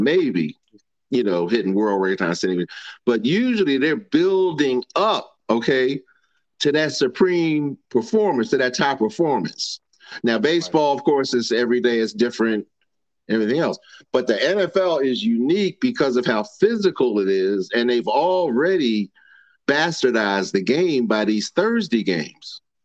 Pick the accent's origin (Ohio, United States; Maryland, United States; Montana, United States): Maryland, United States; Baltimore; I'm from Baltimore.